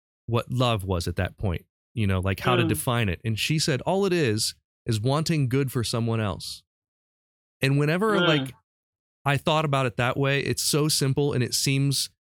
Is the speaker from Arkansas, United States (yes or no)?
no; Urbana, Ohio, United States; I grew up in Urbana, Ohio